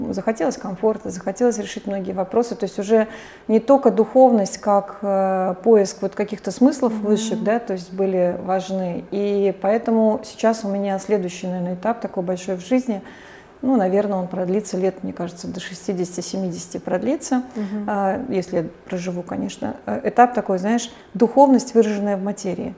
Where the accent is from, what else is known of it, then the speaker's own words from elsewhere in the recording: St Petersburg, Saint Petersburg, Russia; moved away as an adult; я с 12 лет знала, что я уеду из Петербурга